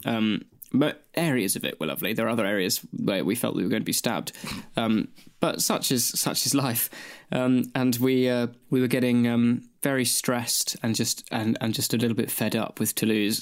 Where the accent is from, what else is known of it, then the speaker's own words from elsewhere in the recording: Australia; moved away as an adult; now in United Kingdom; moving from Australia to the U K to come to uni